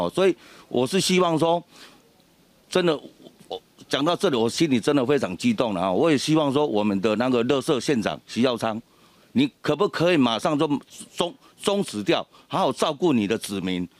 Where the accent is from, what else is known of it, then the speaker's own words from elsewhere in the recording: Miaoli County, Taiwan; 其实哈，我们农民很简单呐，因为我们在这里哈土生土长的，我们要的是什么？